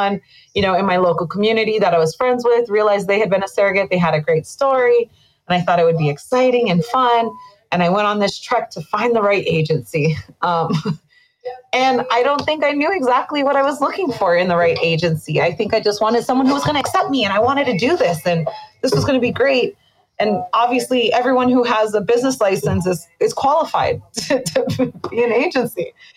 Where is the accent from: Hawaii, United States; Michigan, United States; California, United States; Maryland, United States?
Hawaii, United States; moved away as an adult; now in Las Vegas, United States; I'm definitely born and raised in Hawaii